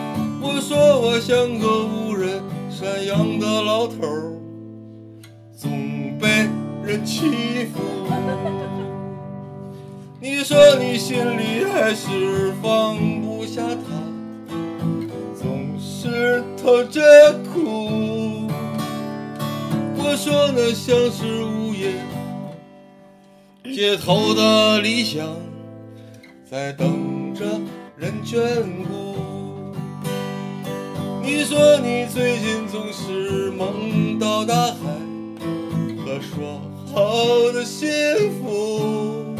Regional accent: Beijing, China; 我从小我出生在北京

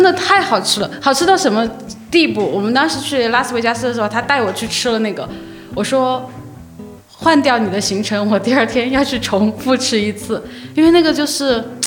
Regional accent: China; 我们中国人

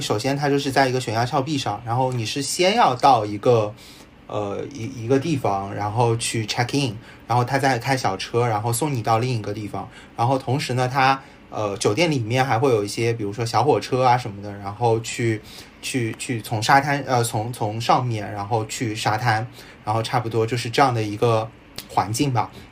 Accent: Shanghai, China; 我也是上海人

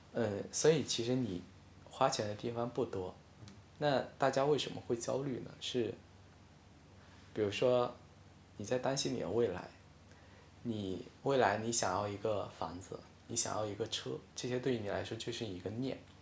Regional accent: Hainan, China; first language Hainanese; Chinese is a second language; moved away as an adult; also born or lived in Northeast China; now in Beijing, China; 我到十八岁之前我都没有出过海南，所以其实那时候我的母语大多是说海南话

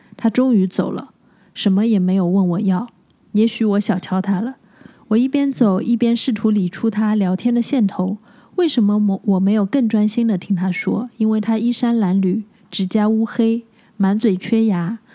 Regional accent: Shanghai, China; moved away as an adult; also born or lived in France; 我出生在上海嗯，长，长大也在上海，是对大学毕业之后再出去的嘛

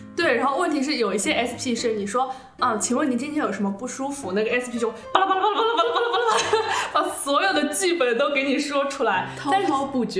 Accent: Suzhou, Jiangsu, China; 我是一个苏州人，我分不清前后鼻音

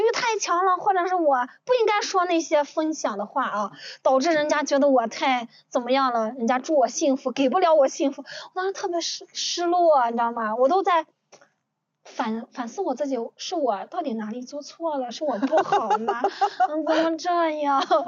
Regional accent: Ningxia, China; 我们宁夏人

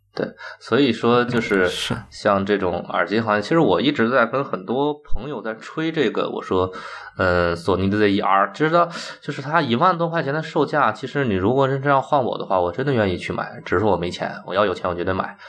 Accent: China; 我们中国人做这个东西可以比你强

